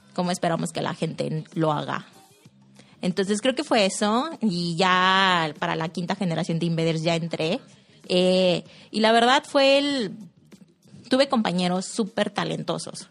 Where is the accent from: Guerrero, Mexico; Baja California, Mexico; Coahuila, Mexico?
Coahuila, Mexico; Saltillo; soy de aquí de Saltillo